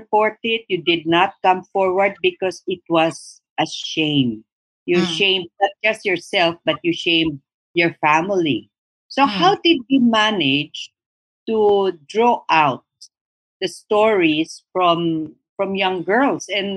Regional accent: Mindanao, Philippines; you and me, we're all originally from Mindanao.

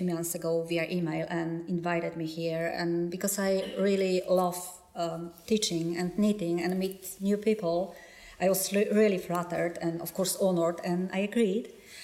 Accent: Poland; accent: Polish; English is a second language; English is my second language, and my accent is... obviously hard, and you can hear my Polish accent

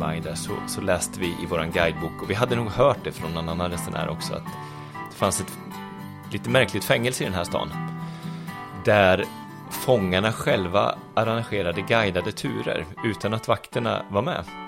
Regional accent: Arboga, Västmanland, Sweden; moved away as an adult; also born or lived in Stockholm; now in Örebro, Sweden; jag kommer från Arboga. Som ligger bara 4-5 mil härifrån. Så där, där tillbringade jag mina 19 första år i livet.

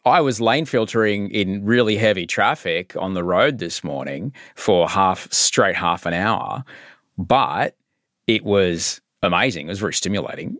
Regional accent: Queensland, Australia; I grew up in Queensland

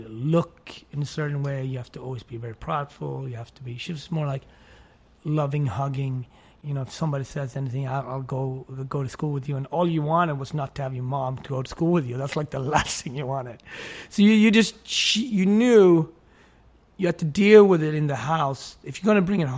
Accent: Sweden; English is a second language; also born or lived in Switzerland; now in Harlem, United States; I loved growing up in Sweden.

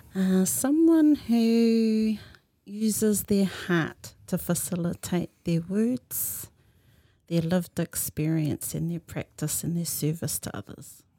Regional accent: Tokoroa, Waikato, New Zealand; moved away; I was born and bred in Tokoro

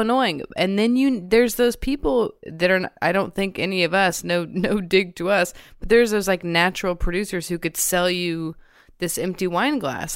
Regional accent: the South, United States; I'm also from the South, like, I'm from a family of, like, warm Southern people, and I think I did grow up with that skill

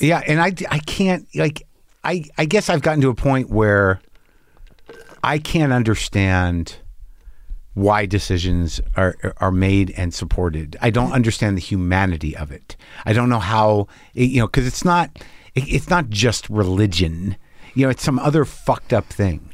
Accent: New Mexico, United States; I grew up in New Mexico

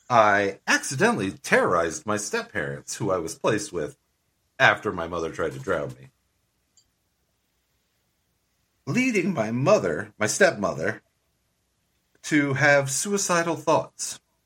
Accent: Santa Monica, California, United States; I'm from Santa Monica, California.

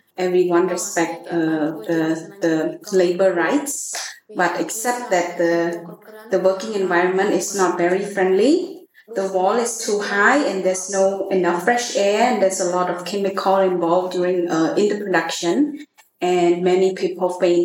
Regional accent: Puok, Siem Reap, Cambodia; now in Phnom Penh, Cambodia; I'm originally from Siem Reap, Buok. And I moved to Phnom Penh in 2002.

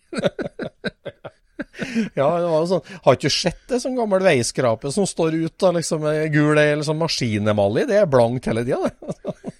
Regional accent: Norway; vi er nordmenn

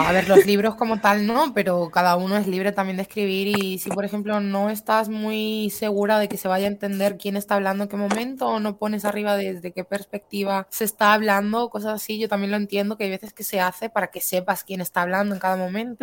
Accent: Spain; soy española

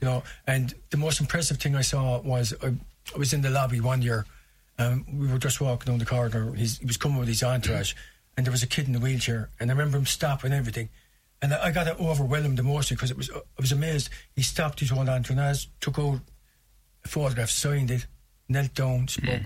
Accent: Limerick, Munster, Ireland; growing up in South Hill

